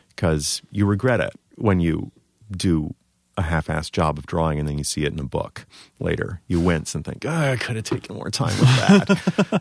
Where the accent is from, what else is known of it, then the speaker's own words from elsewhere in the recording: Baltimore, Maryland, United States; now in New York, United States; I'm originally from Baltimore